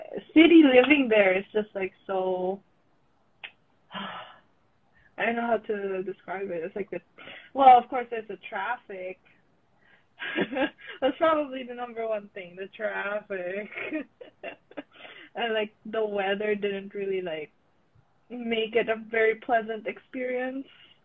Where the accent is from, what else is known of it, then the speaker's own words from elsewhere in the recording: Manila, Metro Manila, Philippines; moved away as an adult; now in Vancouver, Canada; I was born and raised in Manila, so like the city itself is just like so different every time I come back home.